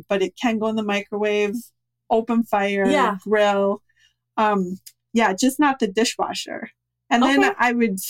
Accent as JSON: {"language": "English", "region": "Minnesota", "country": "United States", "said": "we're from Minnesota"}